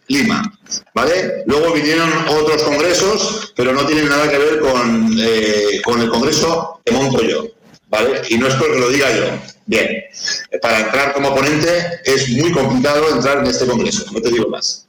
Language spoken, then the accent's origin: Spanish; Navarre, Spain; el equipo de fútbol de, mi tierra